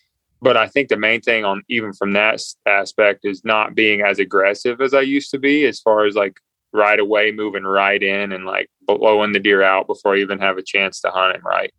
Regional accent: the Carolinas, United States; Cause I grew up in the Carolinas.

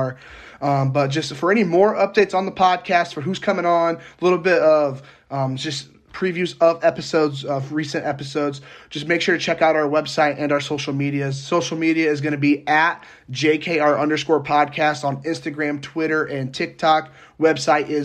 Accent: near South Bend, Midwest, United States; South Bend's like 25 minutes away from my hometown.

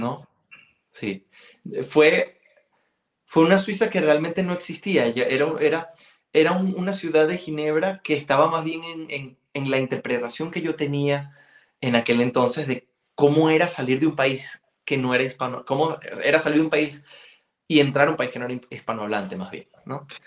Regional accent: Venezuela; first language Galician; Spanish is a second language; also born or lived in Spain / Sion, Switzerland; now in Geneva, Switzerland; el colegio era 100% venezolano

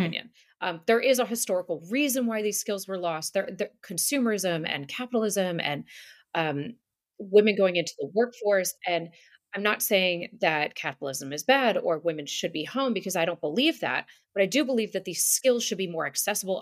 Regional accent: outside of Manhattan, New York, United States; moved away; I grew up outside of Manhattan

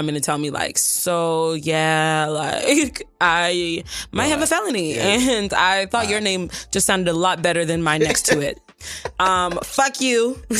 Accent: Nigeria; I'm Nigerian.

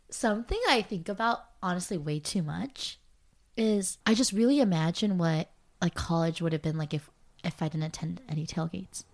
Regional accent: California, United States; I'm from California

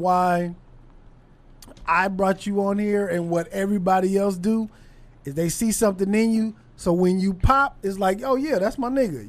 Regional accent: Los Angeles, California, United States; moved away as an adult; also born or lived in Torrance; now in Dallas, United States; I grew up on South Central, West L

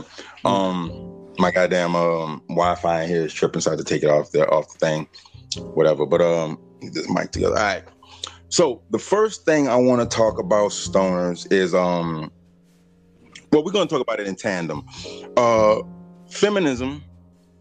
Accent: Bridge City, Louisiana, United States; also born or lived in Baton Rouge, Louisiana; I was raised, Bridge City, Louisiana. I was born in Baton Rouge.

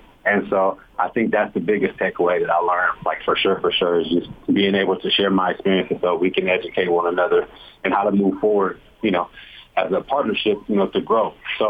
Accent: California, United States; I'm coming from California. And so I'm like, nah, Utah can't have no bad areas.

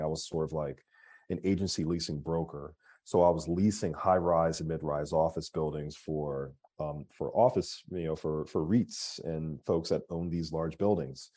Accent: Philadelphia, Pennsylvania, United States; moved away as an adult; now in Atlanta, United States; I'm from Philadelphia, uh, born and raised.

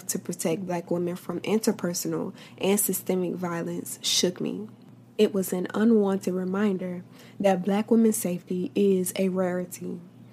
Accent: Tallahassee, Florida, United States; right here in my hometown

